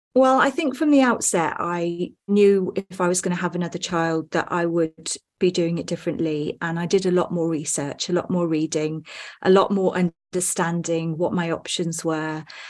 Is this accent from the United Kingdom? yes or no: yes; Wales, United Kingdom; I'm from the U K. I was born in Wales, in a very small town